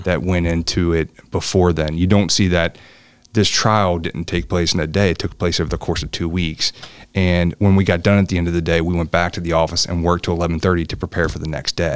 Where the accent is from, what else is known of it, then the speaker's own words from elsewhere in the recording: Newport, Kentucky, United States; I grew up in, in, in Newport. I grew up in Campbell County